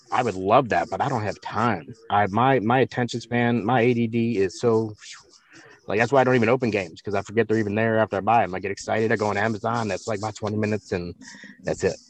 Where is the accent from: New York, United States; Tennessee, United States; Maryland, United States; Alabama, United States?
Maryland, United States; Baltimore; I grew up in Baltimore